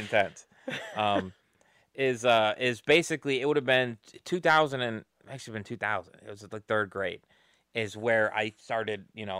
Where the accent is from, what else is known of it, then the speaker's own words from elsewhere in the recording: Illinois, United States; also born or lived in Virginia; I wasn't born in Illinois. I was born in Virginia.